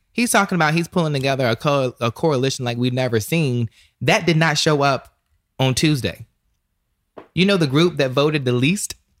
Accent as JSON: {"language": "English", "area": "the South", "region": "North Carolina", "country": "United States", "said": "I'm from the South, so we call it s, a snuff."}